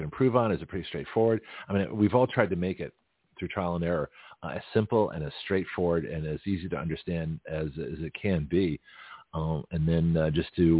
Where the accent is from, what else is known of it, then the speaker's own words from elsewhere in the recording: Canada; moved away; I was born in Canada